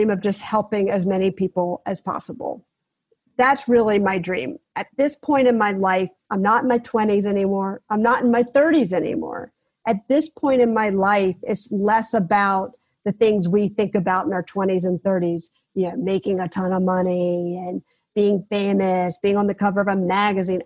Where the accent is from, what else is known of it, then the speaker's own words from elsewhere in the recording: South Carolina, United States; I grew up in South Carolina